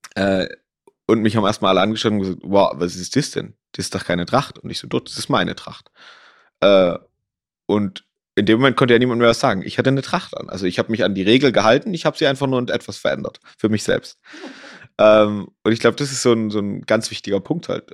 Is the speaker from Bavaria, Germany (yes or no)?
no; Ore Mountains, Saxony, Germany; also born or lived in Dresden; now in Garmisch-Partenkirchen, Germany; komme ich äh, gebürtig aus dem Erzgebirge, komme vom Skilanglauf, also habe da quasi immer in einer sehr, sehr sportlichen Familie gewohnt